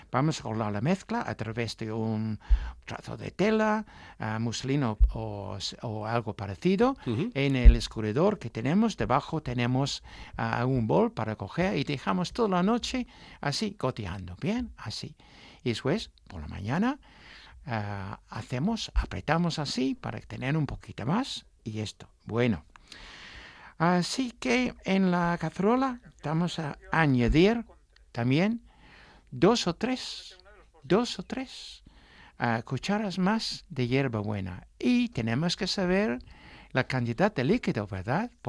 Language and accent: Spanish; England, United Kingdom; Spanish is a second language; moved away; yo soy un artista inglesa